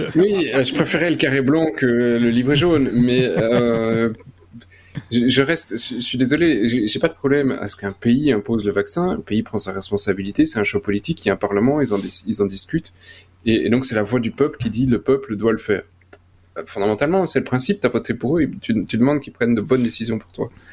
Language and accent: French; Belgium; En tant que Belge